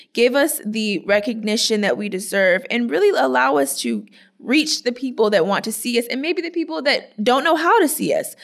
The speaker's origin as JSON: {"language": "English", "town": "Clearwater", "region": "Florida", "country": "United States", "said": "am from Clearwater, Florida"}